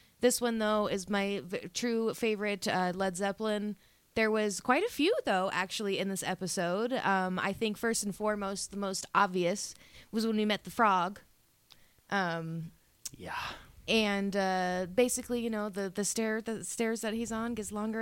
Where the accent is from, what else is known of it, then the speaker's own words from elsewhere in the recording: Colorado, United States; I've born and raised in Colorado